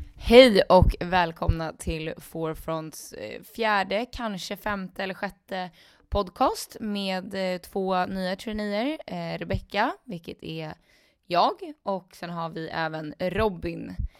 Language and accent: Swedish; Stockholm, Stockholm County, Sweden; jag är också från Stockholm, men jag är från Skälby